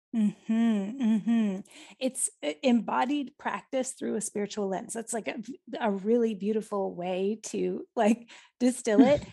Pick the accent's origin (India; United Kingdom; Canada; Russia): Canada; even as a Canadian